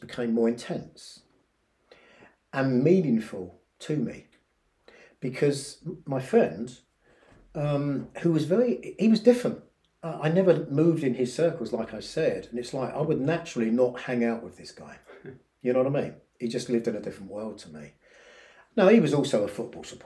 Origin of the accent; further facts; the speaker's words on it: Horsham, South East England, United Kingdom; moved away as an adult; also born or lived in London; in West Sussex, on the south coast, not on the south coast, but it's about an hour away from the south coast of England. It's where I grew up